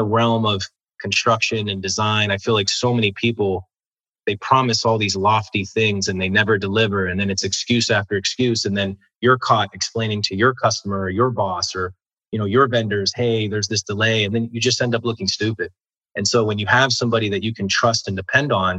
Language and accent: English; Maryland, United States; moved away as an adult; also born or lived in Miami / DC Metropolitan area; I'm from Maryland.